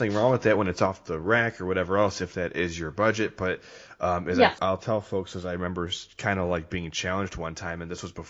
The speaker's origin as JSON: {"language": "English", "region": "Midwest", "country": "United States", "said": "I'm from the Midwest"}